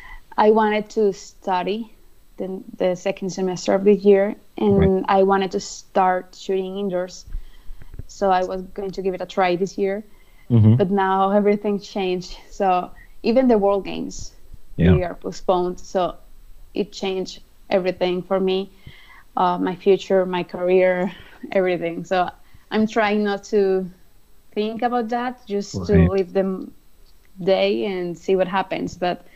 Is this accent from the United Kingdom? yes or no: no; Colombia